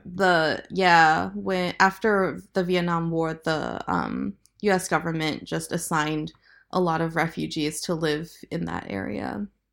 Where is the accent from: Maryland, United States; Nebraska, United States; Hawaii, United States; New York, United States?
Nebraska, United States; Lincoln; I grew up in the Midwest mostly. Um, I moved to Nebraska, uh, to Lincoln, Nebraska when I was eight